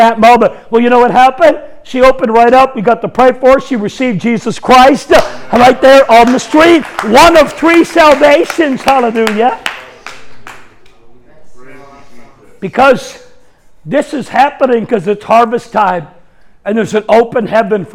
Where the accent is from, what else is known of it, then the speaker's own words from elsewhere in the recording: Canada; I'm Canadian.